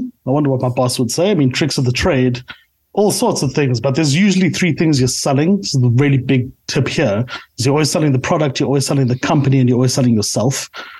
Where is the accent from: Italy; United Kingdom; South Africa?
South Africa; I am a South African through and through.